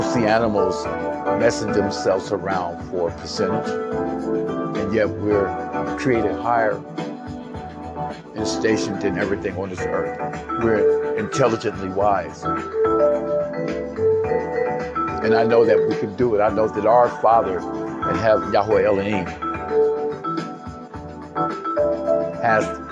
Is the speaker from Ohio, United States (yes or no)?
yes; Ohio, United States; my home state, Cincinnati, Ohio